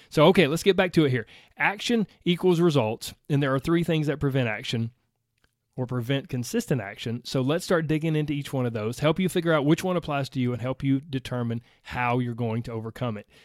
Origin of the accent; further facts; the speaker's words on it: the South, United States; I grew up in the South. I grew up in the country